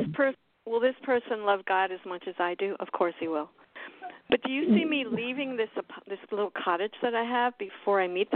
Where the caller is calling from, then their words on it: Miami, Florida, United States; I'm from Miami, Florida.